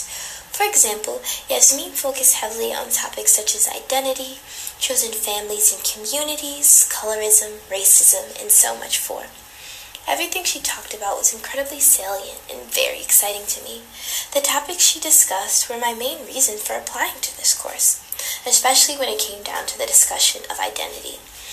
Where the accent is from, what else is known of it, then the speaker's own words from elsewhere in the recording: United States; being both born and raised in America